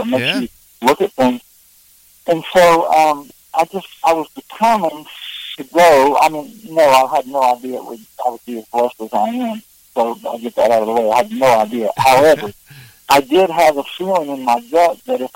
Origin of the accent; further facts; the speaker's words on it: Southern Ohio, United States; moved away as an adult; now in Nashville, United States; growing up in Southern Ohio